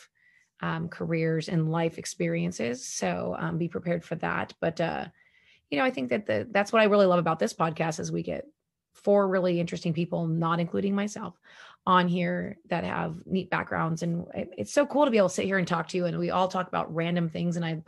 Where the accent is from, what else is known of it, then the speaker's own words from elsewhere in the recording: United States; as American